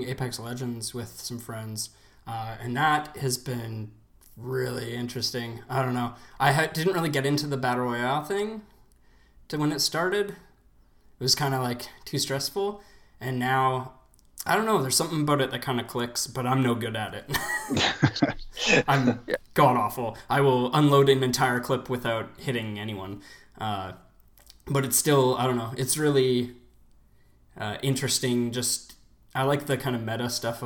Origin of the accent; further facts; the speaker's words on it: Canada; I'm also from Canada